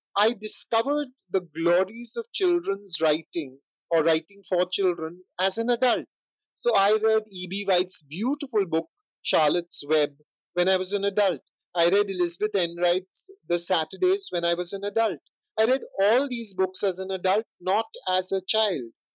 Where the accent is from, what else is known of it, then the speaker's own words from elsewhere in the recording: India; being Indian